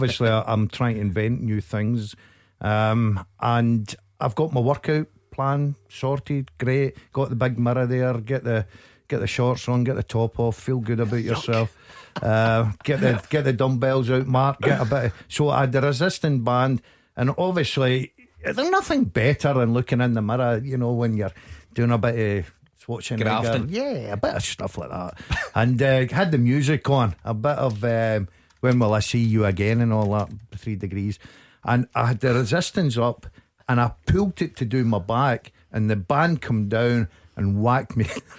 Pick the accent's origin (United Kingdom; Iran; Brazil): United Kingdom; Motherwell, Scotland; No. I was brought up in Motherwell.